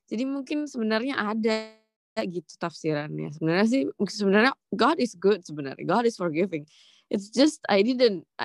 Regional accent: London, United Kingdom; born there; Uh, total, saya lahir sendiri di London.

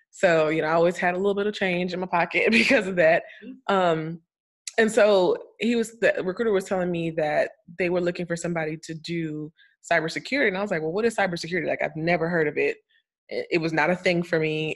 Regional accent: Florida, United States; moved away as an adult; also born or lived in Bahamas; now in Atlanta, United States; I'm a Floridian because that's where I lived most of my life

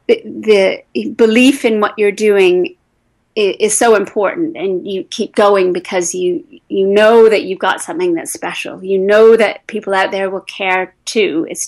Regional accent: England, United Kingdom; now in United States; initially when I came into the States from England, that was a big move to be on two sides of the Atlantic

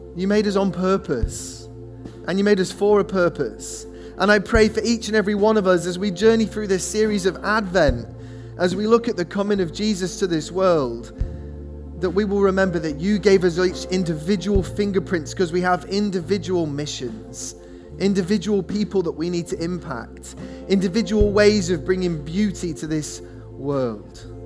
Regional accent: England, United Kingdom; we're English

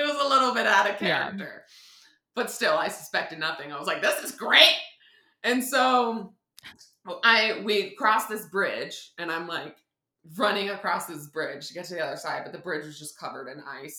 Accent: Newtown, Connecticut, United States; I'm from Newtown, Connecticut. That's where I grew up.

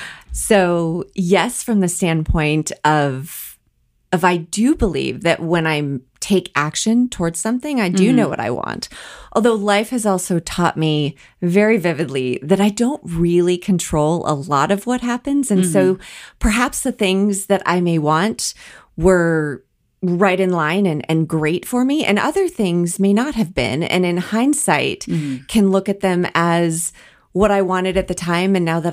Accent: Colorado, United States; also born or lived in Wisconsin; I grew up born in Wisconsin, but moved shortly thereafter because my parents loved to ski and my mom grew up in the Colorado area. So they moved us early back to Colorado

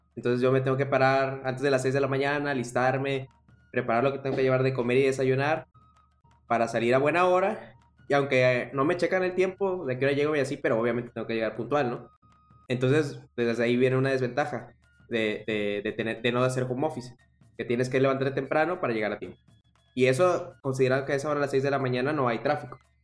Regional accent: Veracruz, Mexico; moved away as an adult; also born or lived in Tabasco; now in Monterrey, Mexico; yo soy de Veracruz, pero estudié la carrera ahí en Tabasco

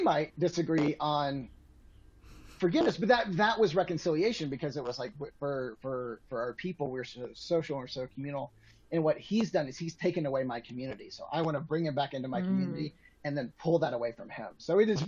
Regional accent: Atlanta, Georgia, United States; now in Colorado, United States; I grew up in Atlanta

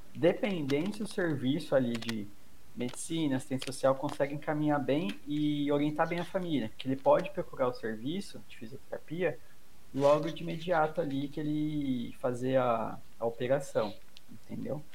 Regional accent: São Paulo, Brazil; Eu, eu sou de São Paulo

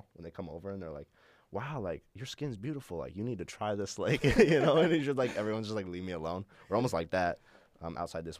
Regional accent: Billings, Montana, United States; moved away as an adult; also born or lived in Indianapolis, Indiana; now in Minnesota, United States; I was born in Indianapolis. So, I guess I'm not originally from Montana, mm-hmm. but I moved there when I was two. I lived there until I left last year when I was 19, so 17 years

